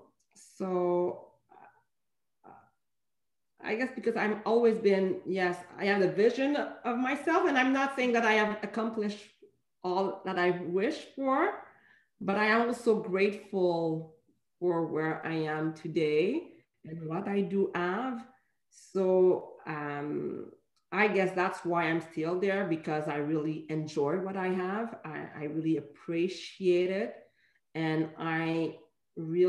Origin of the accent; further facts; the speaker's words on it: Montreal, Quebec, Canada; I was born in Montreal, raised in Montreal